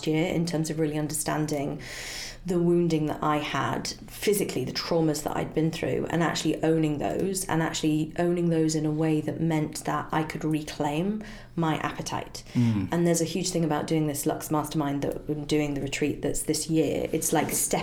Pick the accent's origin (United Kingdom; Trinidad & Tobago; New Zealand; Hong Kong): United Kingdom; as a Brit